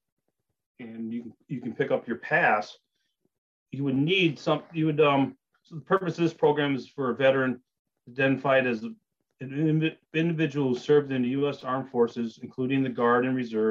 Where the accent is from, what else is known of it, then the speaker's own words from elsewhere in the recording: Marquette, Michigan, United States; moved away as an adult; also born or lived in Wisconsin; I grew up in Marquette